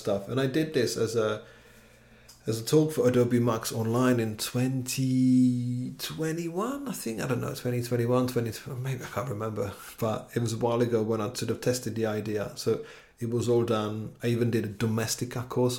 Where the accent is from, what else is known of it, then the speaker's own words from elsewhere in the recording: Czechia; now in London, United Kingdom; where I'm from Czech Republic